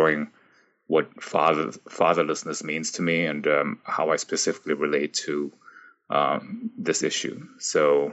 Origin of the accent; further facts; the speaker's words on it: Frankfurt, Hesse, Germany; moved away as an adult; also born or lived in United States; now in Toronto, Canada; when I was very little, I grew up in Frankfurt, Germany.